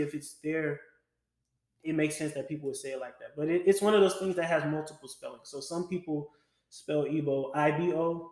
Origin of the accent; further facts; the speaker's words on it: Louisiana, United States; a kid growing up in Louisiana